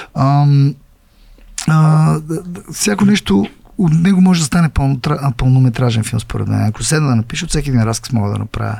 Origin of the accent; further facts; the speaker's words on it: Bulgaria; аз съм българин, аз съм българин